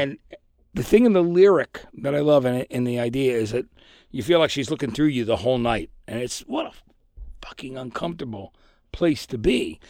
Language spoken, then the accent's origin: English; New Jersey, United States; I'm from New Jersey